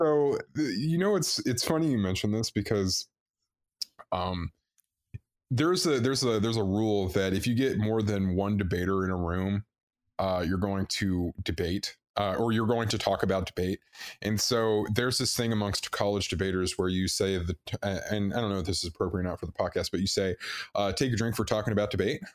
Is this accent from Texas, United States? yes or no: yes; Texas, United States; originally from Texas